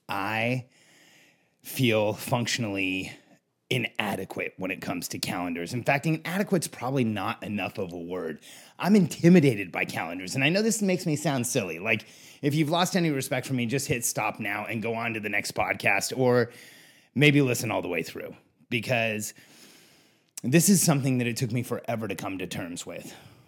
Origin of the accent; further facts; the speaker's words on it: Mexico; also born or lived in California / Florida; I grew up in Mexico, then California, then Florida. To me, it was the same all year round.